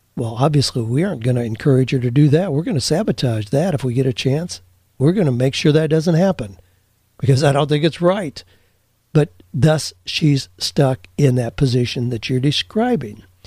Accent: Amish Mennonite community, Ohio, United States; I grew up in the Amish Mennonite community

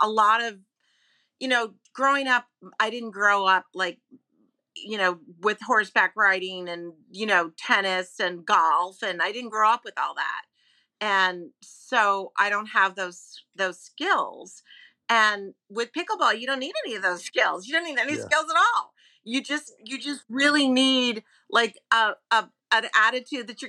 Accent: New York, United States; I'm a New Yorker

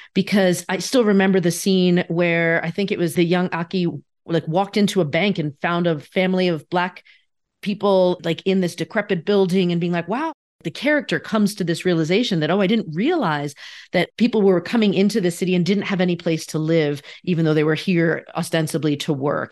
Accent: East Coast, United States; as the daughter of a Japanese immigrant and growing up on the East Coast

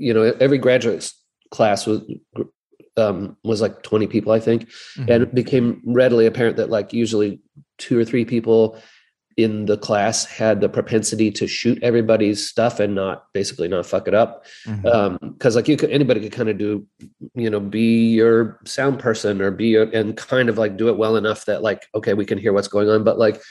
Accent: Eugene, Oregon, United States; I grew up in Eugene

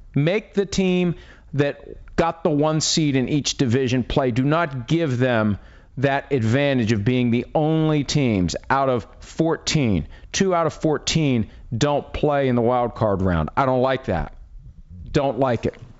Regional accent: Wheeling, West Virginia, United States; moved away; I grew up in Wheeling, West Virginia

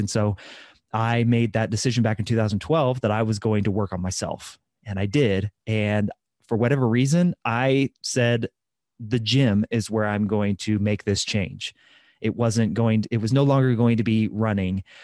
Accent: Midwest, United States; I'm from the Midwest, so lots of fried food, lots of casseroles, lots of butter

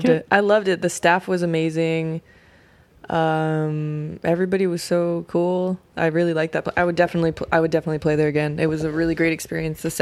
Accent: Oakland, California, United States; also born or lived in Sacramento / San Francisco; now in New York, United States; So I consider the Bay, the Bay and Sacramento to be like my hometowns, but mainly I consider Oakland to be like my hometown.

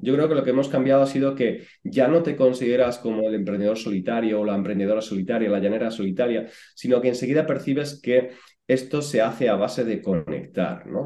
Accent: Puebla de la Calzada, Extremadura, Spain; moved away as an adult; also born or lived in Madrid; yo vengo de un pueblo pequeñito de, Badajoz que se llama Puebla de la Calzada y hasta los 18 años, pues yo estaba ahí en mi pueblo con, con mi familia

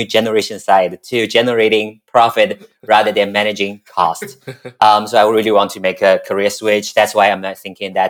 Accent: Shanghai, China; English is a second language; moved away as an adult; now in United States; I'm from Shanghai and born and raised in Shanghai. I lived in Shanghai, working in Shanghai for almost 30 years before I'm coming to the US.

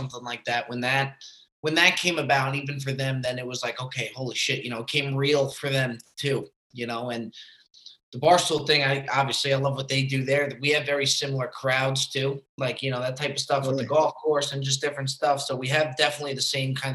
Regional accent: New Jersey, United States; accent: Northeast; moved away as an adult; also born or lived in Florida; now in California, United States; So I was born and raised in Jersey. That's where you kind of get the Northeast voice from, and the Northeast humor.

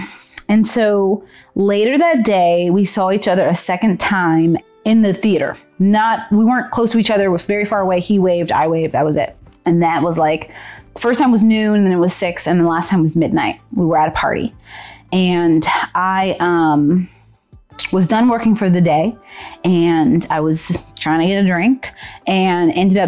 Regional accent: Texas, United States; moved away; also born or lived in Berkeley; I'm from Texas

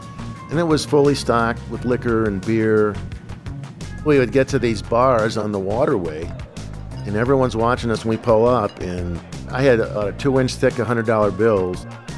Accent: Miami, Florida, United States; I'm a drug dealer. I'm from Miami.

